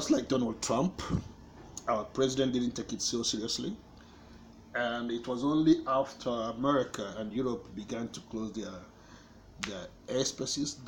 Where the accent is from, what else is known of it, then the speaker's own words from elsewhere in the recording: Umuahia, Abia, Nigeria; moved away as an adult; also born or lived in Canada; I'm in Umuahia here, in southeastern Nigeria, the capital city of Abia State. This is where I was born, so this is like a home to me as well.